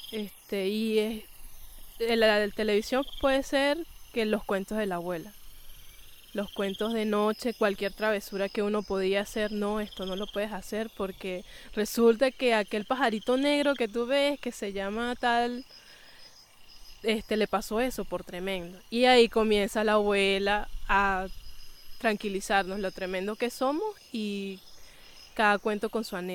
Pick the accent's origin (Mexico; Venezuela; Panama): Venezuela; Bolívar; Yo disfruto estar aquí, amo mi gran sabana, lo amo. Y claro, me, me graduó y es para mi pueblo. Si yo no quiero cambiar mi churuatica por un edificio, eso no, no me puedo despegar de mis orígenes, jamás